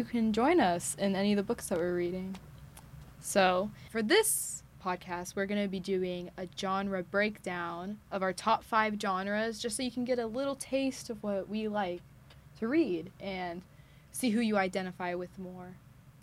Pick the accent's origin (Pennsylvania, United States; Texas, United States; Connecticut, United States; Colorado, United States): Texas, United States; Katy; moved away; I'm from Katy, Texas, which is about an eight-hour drive. So around the Houston area